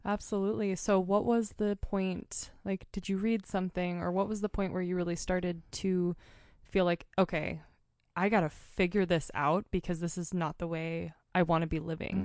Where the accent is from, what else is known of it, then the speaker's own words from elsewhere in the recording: Portland, Oregon, United States; now in Montana, United States; I'm from Portland area.